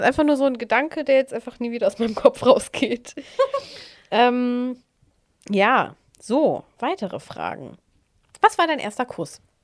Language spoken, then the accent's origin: German; Netherlands; ich bin ja in Holland zur Schule gegangen